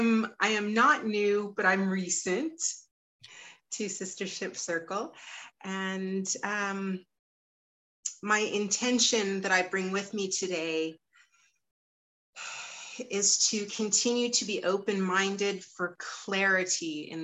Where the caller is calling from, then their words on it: Las Vegas, Nevada, United States; I am chiming in from Las Vegas, Nevada.